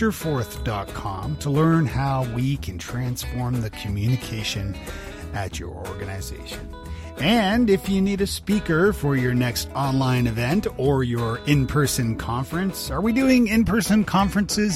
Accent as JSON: {"language": "English", "town": "Toronto", "region": "Ontario", "country": "Canada", "moved": "yes", "lives_now": "Nashville, United States", "said": "Canadian. I'm from Toronto originally, and I live in Nashville, Tennessee now"}